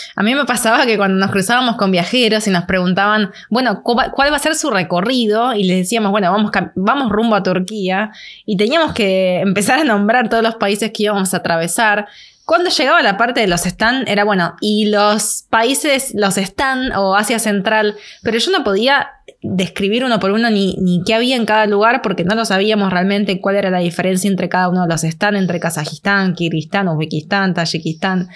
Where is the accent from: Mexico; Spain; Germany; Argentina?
Argentina; soy italiana, tengo pasaporte italiano, pero yo no es que digo soy italiana, soy argentina.